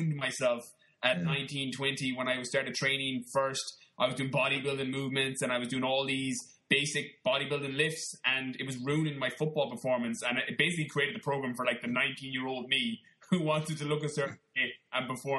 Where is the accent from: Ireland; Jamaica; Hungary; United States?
Ireland; Connemara, Galway, Connacht; moved away; also born or lived in London; I'm from Galway in the west of Ireland. I grew up in Connemara, like in the middle of nowhere, little town of probably 200 people.